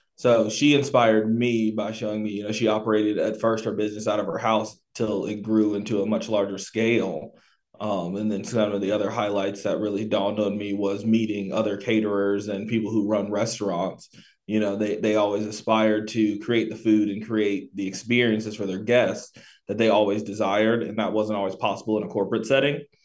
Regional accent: Tampa, Florida, United States; moved away as an adult; also born or lived in Pensacola, Florida / North Carolina; now in Triad area, North Carolina, United States; I was born in Pensacola, Florida, uh, raised pretty much primarily in Tampa

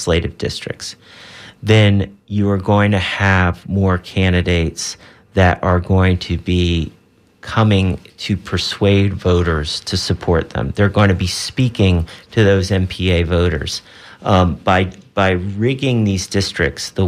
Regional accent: St. Petersburg, Florida, United States; my hometown

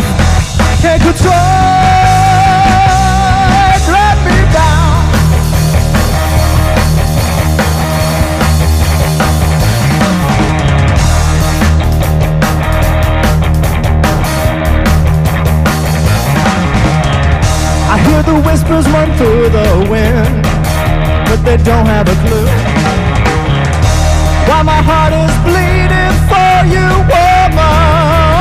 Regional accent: Tampa, Florida, United States; also born or lived in Los Angeles; we're born and raised in Tampa

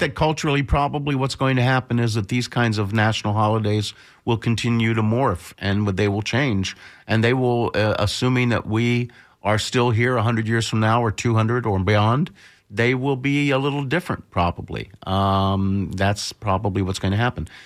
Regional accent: Bradenton, Florida, United States; I grew up in Bradenton, Florida, one hour south of here

